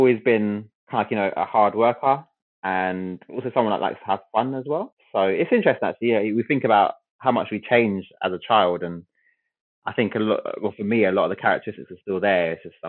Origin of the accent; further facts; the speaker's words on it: London, United Kingdom; I grew up in West London near Wembley.